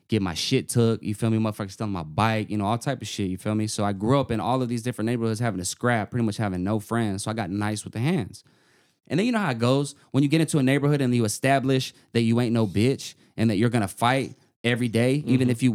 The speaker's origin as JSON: {"language": "English", "town": "Albuquerque", "region": "New Mexico", "country": "United States", "tie": "born or raised there", "said": "I came up, and I was born in New Mexico. I was born in Albuquerque."}